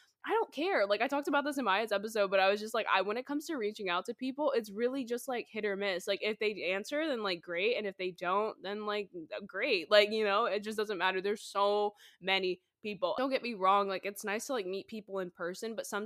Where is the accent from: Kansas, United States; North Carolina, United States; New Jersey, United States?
North Carolina, United States; now in Los Angeles, United States; we're both from North Carolina too